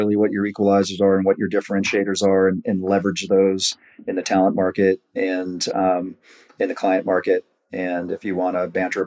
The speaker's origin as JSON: {"language": "English", "area": "Rockland County", "region": "New York", "country": "United States", "tie": "born or raised there", "moved": "as an adult", "lives_now": "Colorado, United States", "said": "New York. And I never had an accent"}